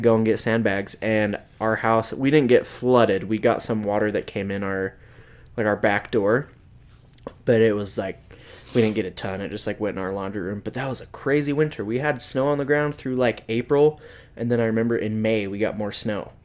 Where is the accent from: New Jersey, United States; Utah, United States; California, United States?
Utah, United States; Salt Lake City; now in Logan, United States; I grew up in Salt Lake and we get winter there.